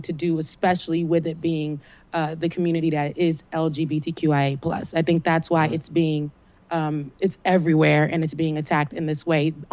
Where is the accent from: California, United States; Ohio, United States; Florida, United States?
Florida, United States; South; I'm from Florida. I'm a Florida girl naturally. I'm from South Florida